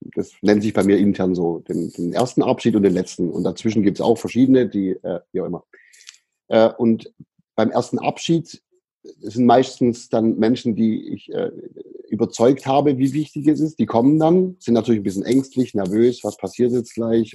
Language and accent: German; Böblingen, Baden-Württemberg, Germany; also born or lived in Sindelfingen; in Böblingen, in der, in der Stadt, aus der ich herkomme